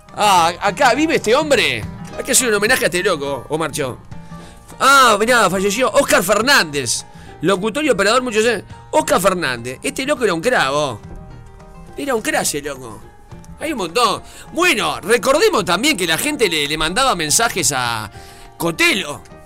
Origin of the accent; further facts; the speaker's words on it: Uruguay; me crié escuchando en CX40